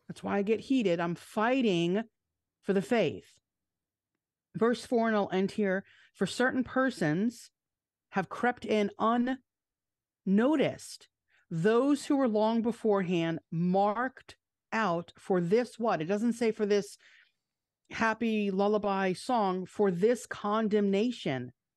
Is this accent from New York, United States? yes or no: yes; Long Island, New York, United States; the church that I grew up in on Long Island